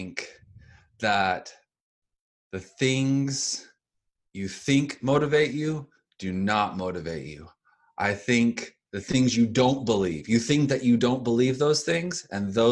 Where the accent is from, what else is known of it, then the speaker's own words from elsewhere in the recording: Houston, Texas, United States; now in San Antonio, United States; I'm from Houston, Texas